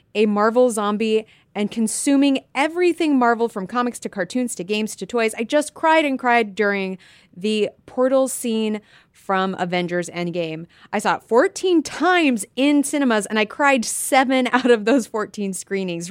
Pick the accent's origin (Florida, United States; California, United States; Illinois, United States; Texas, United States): California, United States; I'm from California